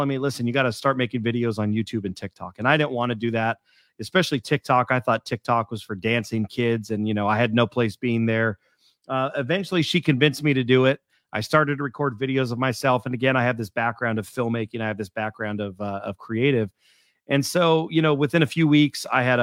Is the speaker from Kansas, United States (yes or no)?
no; California, United States; also born or lived in Houston, Texas; I was born and raised in California.